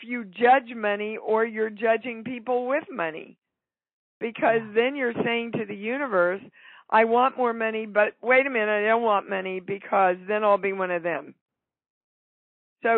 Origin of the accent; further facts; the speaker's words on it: Kansas, United States; I grew up in Kansas.